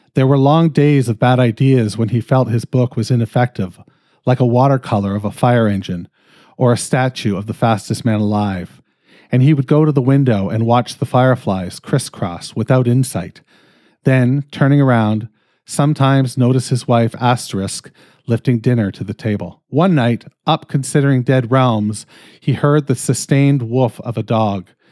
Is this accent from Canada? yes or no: yes; Canada; I'm fucking Canadian